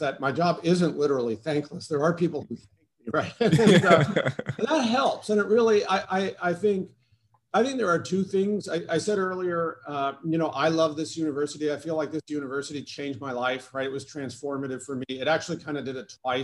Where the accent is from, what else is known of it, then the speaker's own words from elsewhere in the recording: Oregon, United States; moved away as an adult; also born or lived in Indiana; now in New Jersey, United States; went to high school out in Oregon